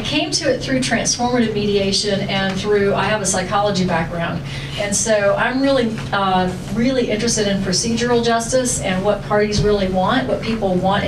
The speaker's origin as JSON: {"language": "English", "region": "Florida", "country": "United States", "also_born_or_lived": "Chicago", "accent": "Southern", "said": "But I'm from Florida originally, and then Chicago before that, so hopefully I've lost most of my Southern accent."}